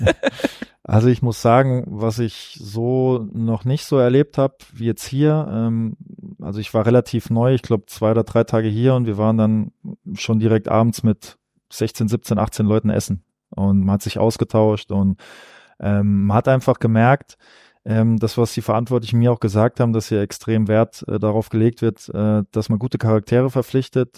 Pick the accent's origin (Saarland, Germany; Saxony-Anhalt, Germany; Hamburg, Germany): Saarland, Germany; Saarbrücken; moved away; auf Saarbrücken, weil es einfach meine Heimat ist